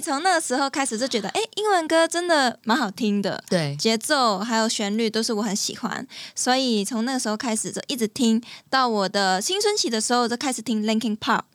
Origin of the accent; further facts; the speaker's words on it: Hong Kong; 因为我是香港人嘛